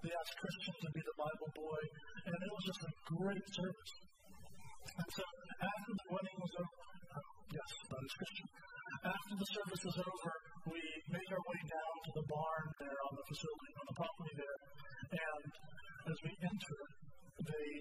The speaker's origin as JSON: {"language": "English", "region": "the South", "country": "United States", "moved": "yes", "said": "I'm from the South"}